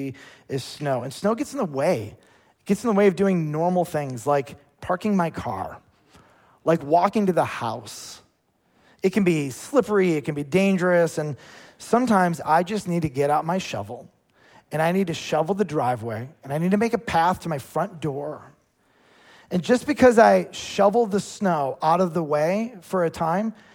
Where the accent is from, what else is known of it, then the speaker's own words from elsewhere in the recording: United States; as American Christians